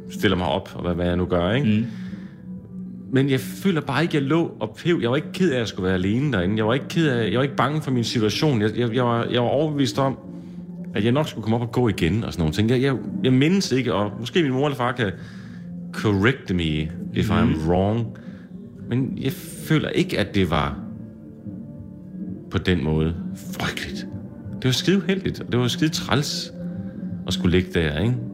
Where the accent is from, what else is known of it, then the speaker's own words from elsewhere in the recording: Jutland, Denmark; Bunden var jeg godt klar over. Det har jeg tjekket på. Jeg er fra Jylland.